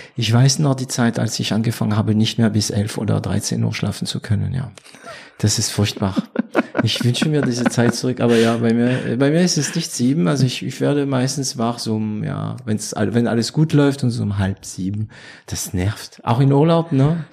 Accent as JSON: {"language": "German", "country": "France", "also_born_or_lived": "Swabia", "second_language": "German", "moved": "yes", "lives_now": "Germany", "said": "da bin ich äh, Franzose geblieben."}